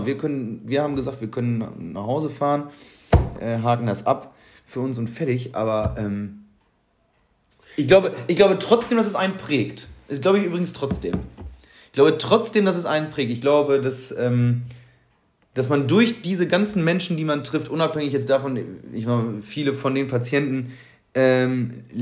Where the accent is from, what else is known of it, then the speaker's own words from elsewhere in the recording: Stirpe, North Rhine-Westphalia, Germany; ja, guck mal, ja, ich komme aus Stirpe, ursprünglich.